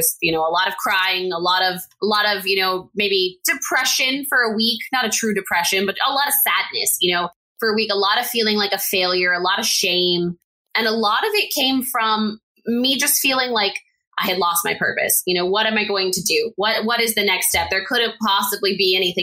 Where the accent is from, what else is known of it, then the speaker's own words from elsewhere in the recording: El Paso, Texas, United States; at UTEP in my hometown of El Paso, Texas